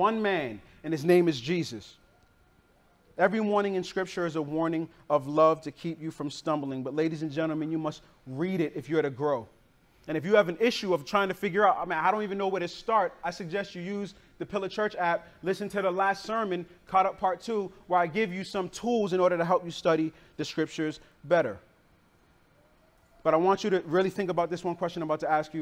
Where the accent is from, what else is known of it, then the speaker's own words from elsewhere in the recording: Boston, Massachusetts, United States; moved away; I grew up in Boston, Massachusetts